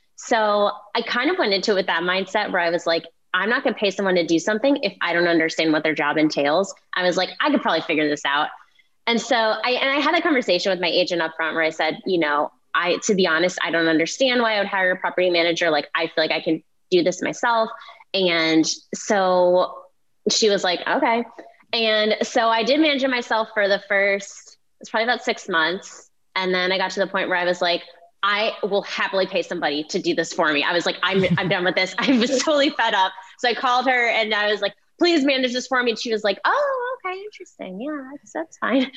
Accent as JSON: {"language": "English", "town": "Cleveland", "region": "Ohio", "country": "United States", "moved": "yes", "said": "I'm I'm from Cleveland and my parents still live there"}